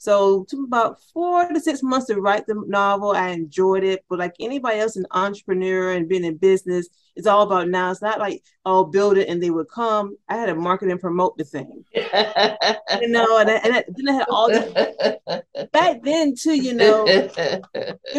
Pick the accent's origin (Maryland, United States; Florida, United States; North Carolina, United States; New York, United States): Florida, United States; St. Petersburg; now in Atlanta, United States; I grew up in Florida, originally from St. Petersburg, Florida.